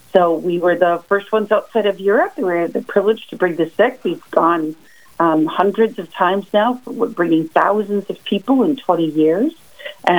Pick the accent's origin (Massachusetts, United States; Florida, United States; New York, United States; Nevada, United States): New York, United States; Central; I'm a housewife from Central New York.